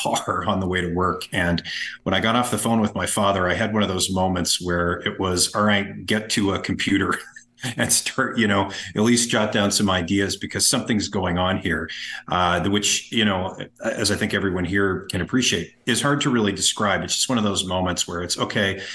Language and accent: English; United States; now in Canada; I grew up in the Washington, D.C. suburbs and I live in Canada